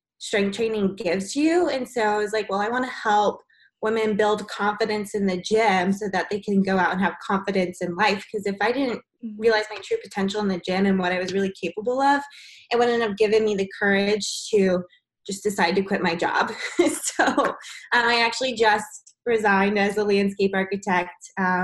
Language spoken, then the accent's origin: English; Georgia, United States; I grew up in Georgia